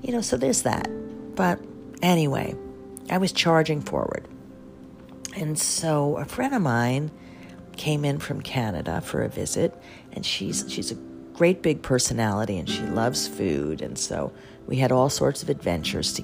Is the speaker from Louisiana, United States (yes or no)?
no; New York City, New York, United States; I'm a New Yorker